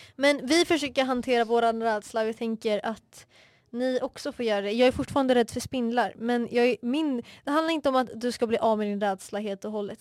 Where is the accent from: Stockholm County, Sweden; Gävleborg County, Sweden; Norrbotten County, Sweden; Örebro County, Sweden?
Stockholm County, Sweden; Stockholm; accent: Vasastan; jag kommer från Vasastan, jag vet min dialekt är ganska vasastanig